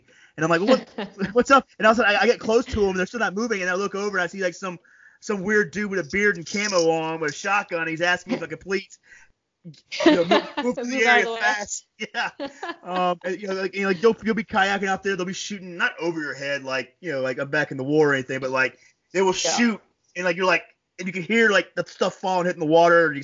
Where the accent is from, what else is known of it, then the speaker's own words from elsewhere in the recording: Florida, United States; now in New York, United States; I tell people I'm a New Yorker now, but like, I'm from Florida